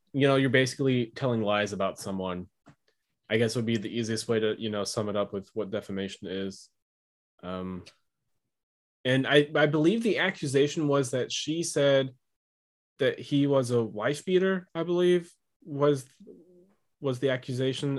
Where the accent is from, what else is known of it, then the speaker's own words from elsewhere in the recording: United States; as an American